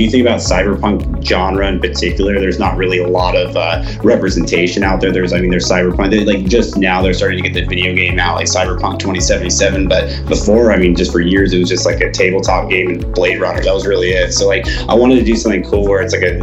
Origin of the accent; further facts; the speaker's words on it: Atlanta, Georgia, United States; moved away as an adult; also born or lived in Salt Lake City, Utah; now in Utah, United States; I was actually raised in Atlanta, Georgia for the first 20 years of my life.